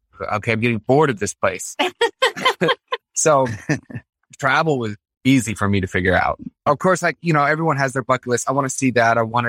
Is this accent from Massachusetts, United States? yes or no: yes; Concord, Massachusetts, United States; born there; also born or lived in Fort Greely, Alaska / Florida; I was born in Concord, Massachusetts.